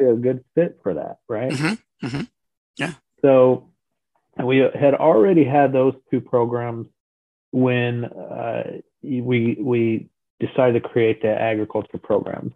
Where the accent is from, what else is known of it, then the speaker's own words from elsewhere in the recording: Colorado, United States; moved away as an adult; now in Florida, United States; retired in about 2006 um, in Colorado. That's where I'm originally from.